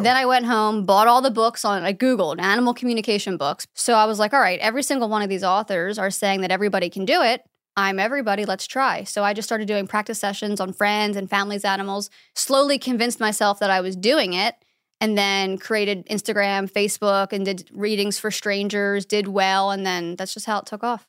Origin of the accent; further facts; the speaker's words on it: about an hour north of Philadelphia, Pennsylvania, United States; moved away; Pennsylvania, about an hour north of Philadelphia